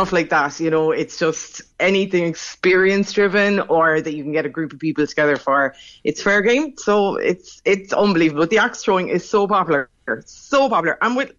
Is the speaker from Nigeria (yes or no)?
no; Crosshaven, Munster, Ireland; I grew up in Crosshaven in Carrigaline, and we all said Novel